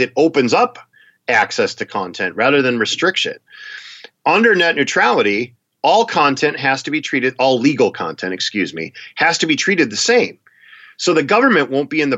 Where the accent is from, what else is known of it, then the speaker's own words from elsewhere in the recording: Wisconsin, United States; now in Minnesota, United States; I'm from Wisconsin. I live in Minnesota now.